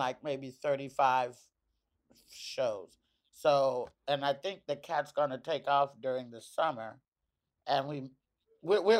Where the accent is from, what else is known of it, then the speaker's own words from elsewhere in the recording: the South, United States; now in East Coast, United States; I'm from the South